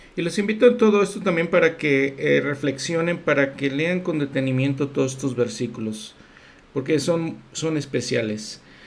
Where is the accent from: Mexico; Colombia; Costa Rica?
Mexico; yo siendo mexicano